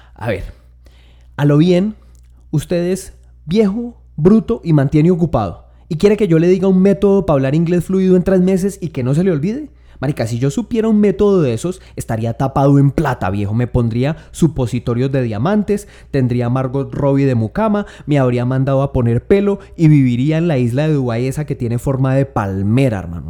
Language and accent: Spanish; Tolima, Colombia